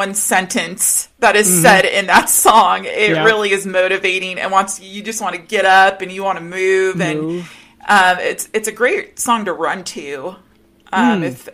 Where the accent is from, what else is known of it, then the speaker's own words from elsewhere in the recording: Rocky Mountains, United States; me being a girl, a teenager growing up in the Rocky Mountains